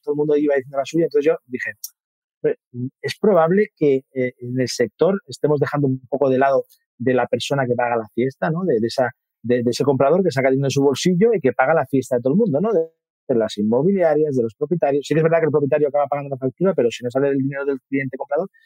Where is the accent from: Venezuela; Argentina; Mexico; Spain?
Spain; Mataró, Catalonia; me puse en una inmobiliaria de mi, de mi pueblo. Yo soy de Mataró, de una ciudad cercana de Barcelona